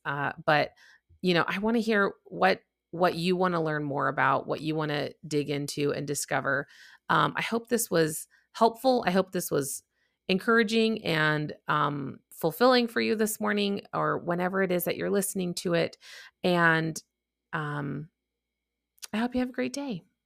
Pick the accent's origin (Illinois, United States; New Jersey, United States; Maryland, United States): Illinois, United States; Chicago; now in Texas, United States; if you couldn't tell from my accent, I'm from the Midwest. Chicago. Uh, but now I'm actually down in Texas